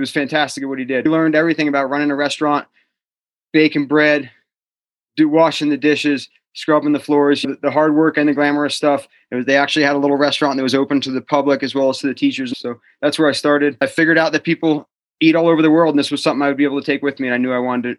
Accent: Flemington, New Jersey, United States; moved away as an adult; also born or lived in Vermont; now in Truckee, United States; Flemington, New Jersey. So Northwest New Jersey. We were about 45 minutes out of New York City.

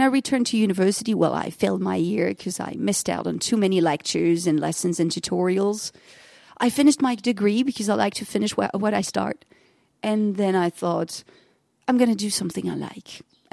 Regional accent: Germany; also born or lived in France; And also me growing up partly in Germany, partly in France, I guess that languages were always a part of life.

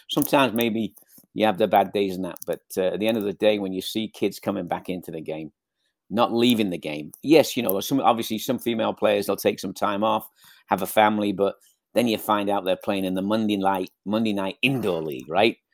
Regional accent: Southport, North West England, United Kingdom; moved away as an adult; also born or lived in Liverpool; now in Ventura, United States; I'm from Liverpool, Southport, Liverpool

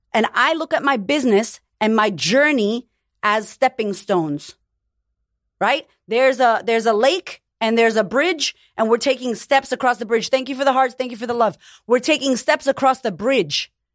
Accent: United States; now in Australia; I'm American, but I live in Australia

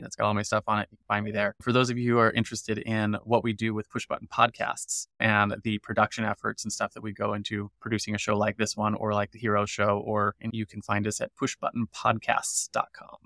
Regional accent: United States; As an American

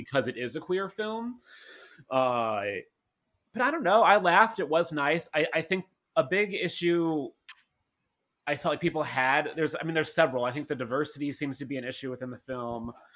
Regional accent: St. Louis, Missouri, United States; I'm from Saint Louis

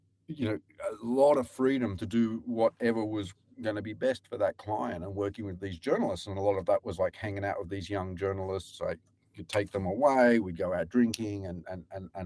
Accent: Newcastle, New South Wales, Australia; moved away as an adult; also born or lived in Sydney / Japan; now in Europe; I went to the University of Newcastle and I grew up in Newcastle

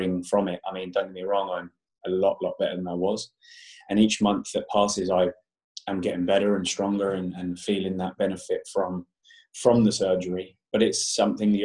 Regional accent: Portsmouth, South East England, United Kingdom; moved away as an adult; now in London, United Kingdom; I'm actually from Portsmouth on the south coast, but I moved to London when I was 19, so many moons ago

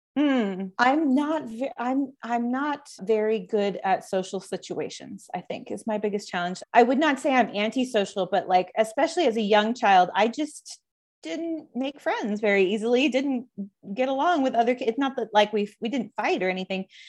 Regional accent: Dallas, Texas, United States; I grew up in North Texas near in the suburb of Dallas.

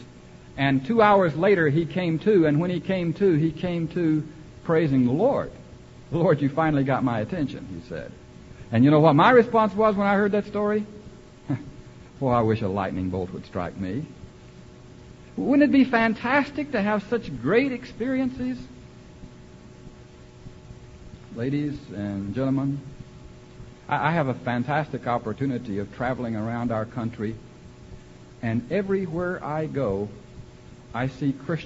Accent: Central Texas, United States; I was born in Central Texas

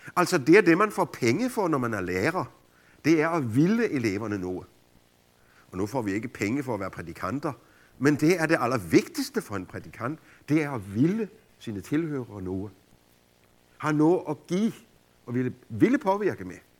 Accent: Denmark

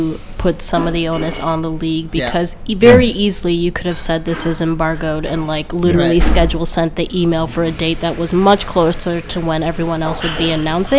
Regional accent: Madison, Wisconsin, United States; I'm born and raised in Madison. Pretty sure I'm a lifer.

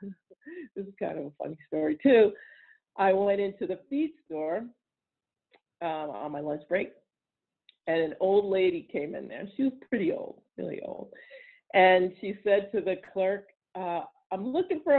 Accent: New Jersey, United States; moved away; I'm from New Jersey originally, which, believe it or not, the part I was from is very much horse country and still is

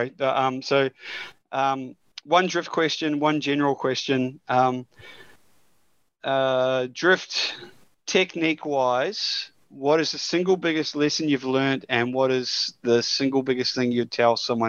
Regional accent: New Zealand; Being a Kiwi

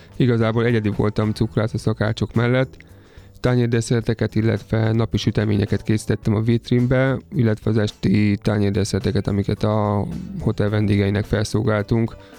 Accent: Somogy, Hungary; moved away as an adult; also born or lived in Austria; now in Budapest, Hungary; én egyébként somogyi származású vagyok

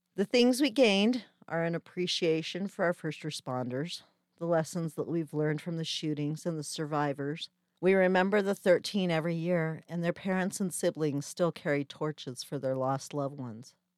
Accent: Colorado, United States; moved away as an adult; also born or lived in Wyoming; I'm originally from Colorado and I was living in Wyoming at the time

